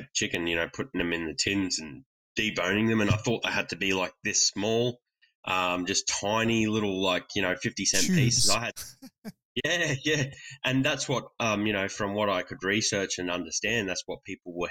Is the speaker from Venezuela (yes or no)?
no; Australia